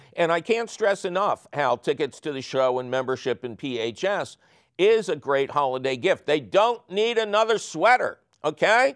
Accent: Philadelphia, Pennsylvania, United States; we're, we're from Philly

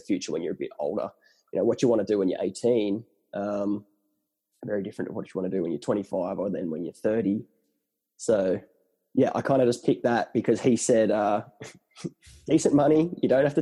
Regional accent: Ulladulla, New South Wales, Australia; also born or lived in Newcastle; I grew up born and bred in Ulladulla, went to Newcastle University

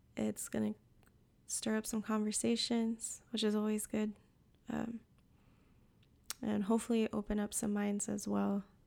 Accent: Puerto Rico; now in North Carolina, United States; I live in the mountains of North Carolina, but I'm from Puerto Rico

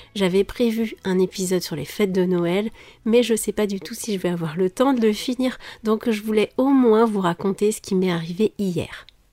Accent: France; je suis française

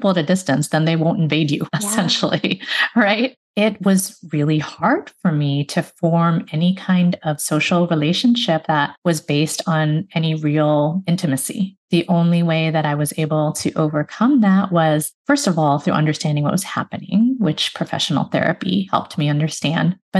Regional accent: Chicago, Illinois, United States; I grew up in the Chicago area

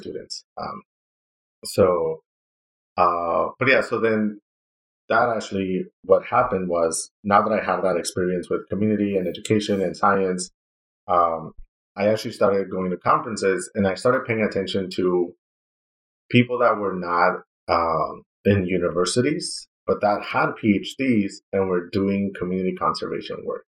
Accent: Ciudad Juárez, Chihuahua, Mexico; moved away as an adult; also born or lived in El Paso, Texas / Seattle, Washington / Arizona; from my hometown in Ciudad Juarez

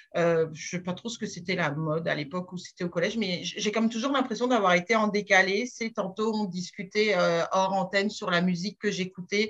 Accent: Strasbourg, Grand Est, France; accent: French; moved away as an adult; now in Quebec, Canada; je ne suis pas québécoise d'origine, je suis française, je suis née à Strasbourg

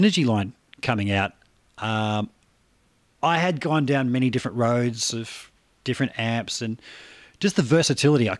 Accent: Australia; my accent

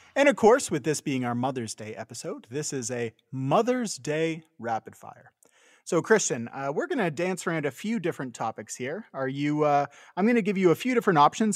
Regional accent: Canada; moved away; also born or lived in California; growing up in Canada

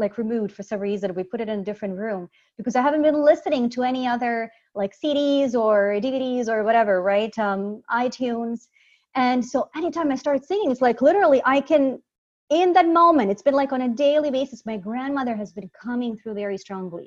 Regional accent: Sarajevo, Bosnia & Herzegovina; moved away; also born or lived in Croatia; I'm originally from Bosnia, Sarajevo, Bosnia.

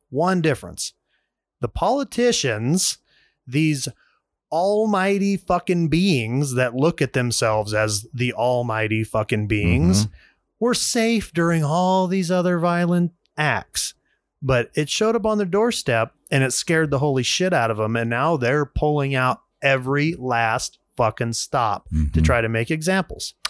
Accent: United States; as an American

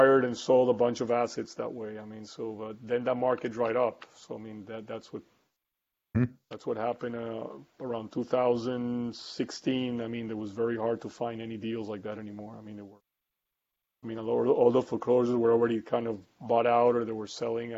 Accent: Costa Rica; moved away as an adult; also born or lived in United States / Colombia; I grew up in Costa Rica, moved to the United States in the 90s to study manufacturing engineering in Boston University

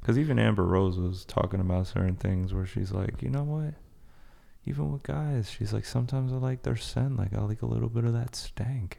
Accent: Paris, Île-de-France, France; moved away; I was, I was born in Paris, so I know that type of, like, Northern French accent

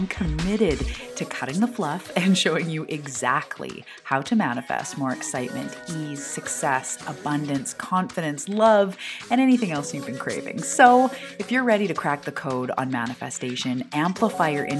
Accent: Vancouver Island, British Columbia, Canada; I am from Vancouver Island, which is off the west coast of Canada.

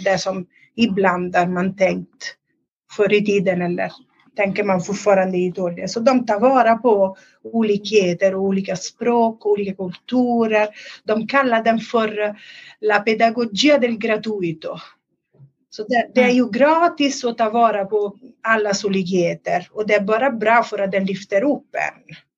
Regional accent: Italy; moved away as an adult; now in Sweden; jag är från Italien. Um, inte från den delen där den där skolan ligger, men det är lite söderut.

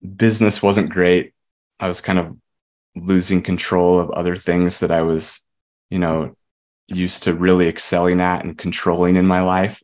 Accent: Murray, Utah, United States; moved us up here when I was about ten

